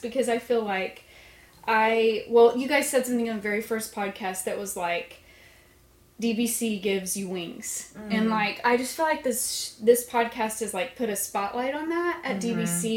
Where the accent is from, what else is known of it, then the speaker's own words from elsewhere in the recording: Lawton, Oklahoma, United States; I am from Oklahoma, and I grew up in Lawton, Oklahoma.